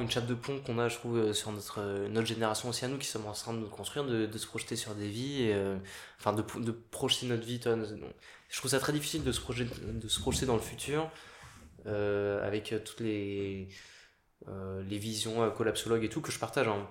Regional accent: Paris, Île-de-France, France; je suis né à Paris, j'ai grandi à Paris

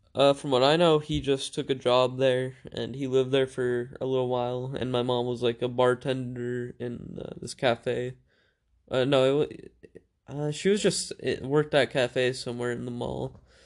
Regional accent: United States; also born or lived in Macedonia; my parents moved to the U S, uh, where I grew up

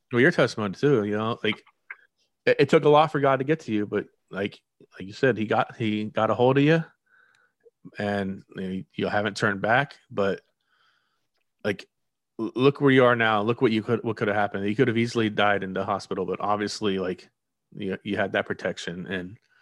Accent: near Fort Lauderdale, South Florida, United States; I've grown up in the city. Not that not Fort Lauderdale. I mean, pretty much. For, I'm right down the road from Fort Lauderdale

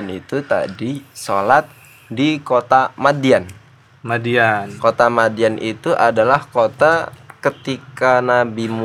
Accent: Java, Indonesia; jenengan tahu nggak gua orang Jawa jadinya

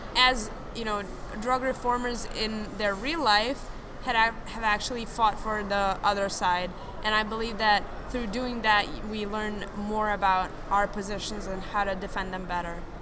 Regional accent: Serbia; now in France; I do live in France currently, and I'm also originally from Serbia.

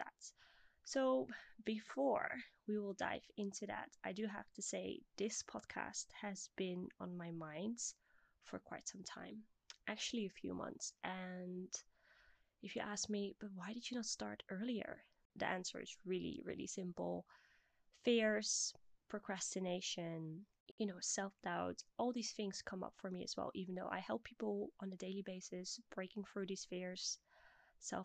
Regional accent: Bussum, North Holland, Netherlands; moved away; also born or lived in Blaricum; I'm originally from the Netherlands. At this very moment, I am 29 years old. And for all my Dutch listeners, I was born in Blaricum, but I grew up in Bussum

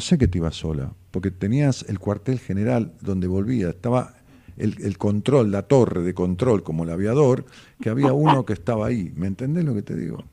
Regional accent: Ramos Mejía, Buenos Aires Province, Argentina; mi pueblo, en Ramos

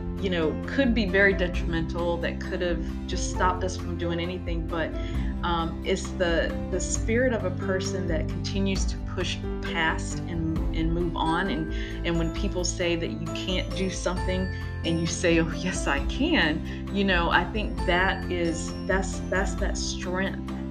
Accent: North Carolina, United States; I grew up in the South, North Carolina, but not Louisiana.

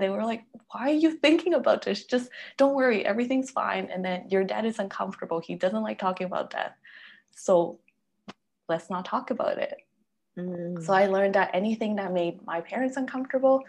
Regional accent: Peru; moved away; also born or lived in Canada; my family is Chinese and I grew up in Peru

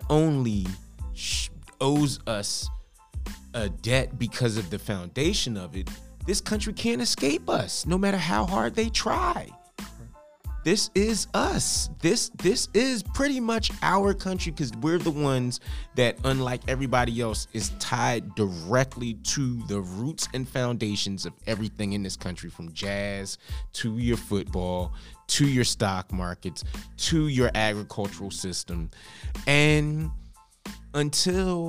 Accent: Philadelphia, Pennsylvania, United States; Philadelphia County, Pennsylvania, which is my hometown

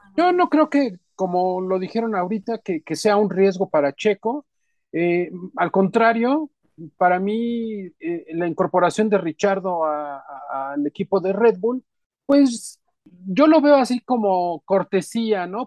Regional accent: Mexico; así somos todos los mexicanos

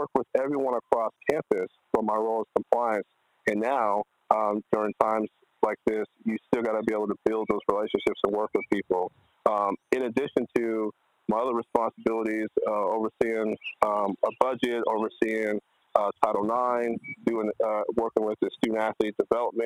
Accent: Texas A&M University, United States; It's my hometown

